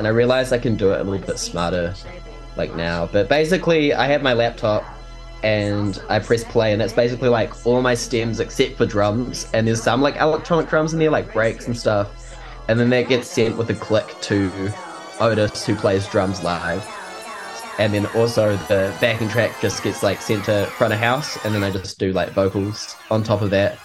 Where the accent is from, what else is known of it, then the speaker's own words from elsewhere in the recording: Wellington, New Zealand; here in Wellington, my hometown